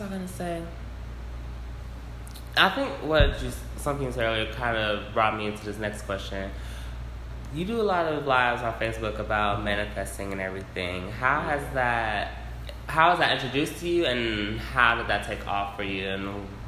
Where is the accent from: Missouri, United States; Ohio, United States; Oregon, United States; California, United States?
Missouri, United States; St. Louis; I'm from St. Louis. Everybody's from Mississippi.